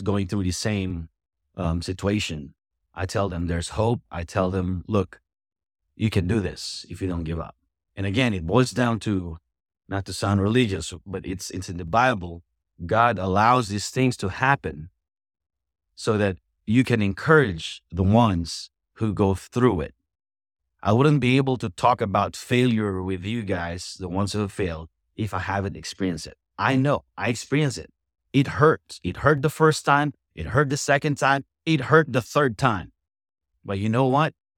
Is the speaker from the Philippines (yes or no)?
yes; Philippines; moved away as an adult; also born or lived in Florida; now in United States; I'm an immigrant. I'm from the Philippines, and, um, I came here fourth quarter of nineteen ninety-seven.